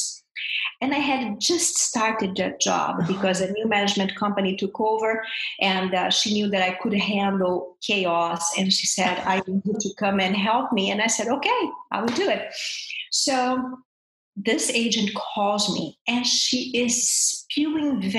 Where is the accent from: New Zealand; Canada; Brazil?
Brazil; moved away as an adult; now in United States; I'm from Brazil